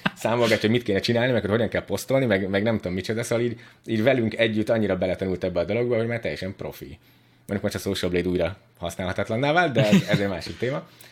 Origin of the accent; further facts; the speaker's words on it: Budapest, Hungary; szóval ugye budapesti vagyok, meg úgy nagyon izé be voltam ide szűkülve